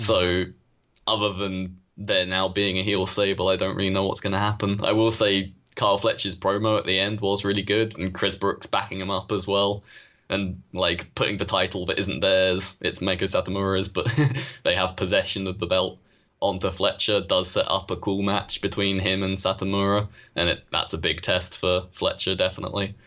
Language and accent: English; United Kingdom; we are British